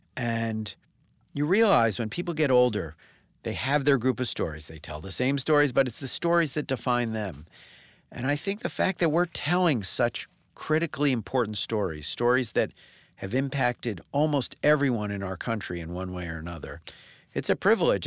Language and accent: English; Northeast, United States; I grew up in the Northeast